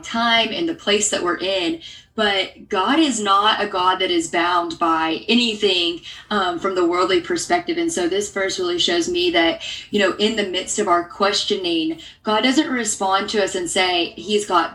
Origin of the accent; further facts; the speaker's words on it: Arkansas, United States; moved away as an adult; also born or lived in Pepperdine University, California; I am a Southern girl at heart. So I grew up in Arkansas.